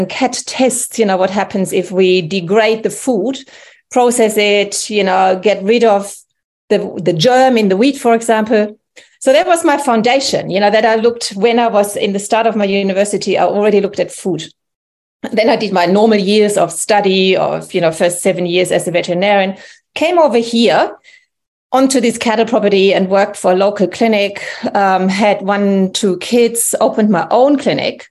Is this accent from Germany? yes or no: yes; Germany; English is a second language; moved away as an adult; also born or lived in England; now in New South Wales, Australia; You can hear by my accent that I'm actually originally from Germany, and I came here in 1997-98